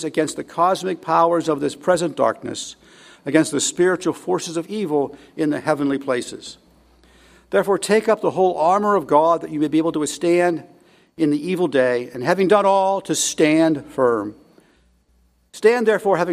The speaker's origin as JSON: {"language": "English", "country": "United States", "said": "as English speakers, as Americans"}